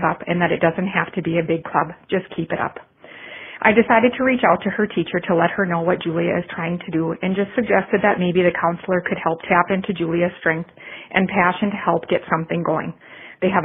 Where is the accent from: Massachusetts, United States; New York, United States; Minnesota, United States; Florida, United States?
Minnesota, United States; Forest Lake; I am from Forest Lake, Minnesota